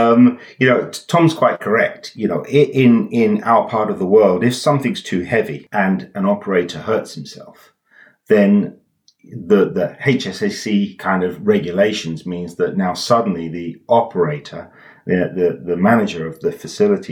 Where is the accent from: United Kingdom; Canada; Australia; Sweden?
United Kingdom; England; I'm English, not German